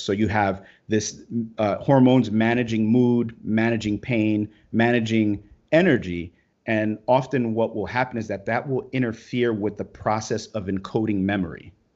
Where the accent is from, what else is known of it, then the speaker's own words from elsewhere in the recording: Brooklyn, New York, United States; I grew up in Brooklyn, you know, and, and I'm, I'm a Hispanic guy from Brooklyn.